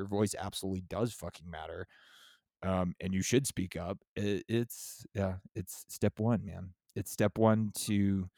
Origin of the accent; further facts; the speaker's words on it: San Diego, California, United States; I'm from San Diego